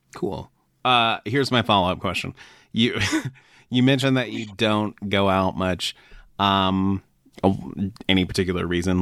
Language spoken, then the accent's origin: English; Florida, United States; moved away; I grew up in Florida and like leaving Florida was one of the best things I ever did